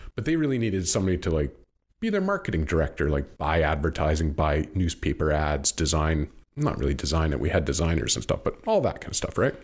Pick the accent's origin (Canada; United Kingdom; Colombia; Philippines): Canada; I'm Canadian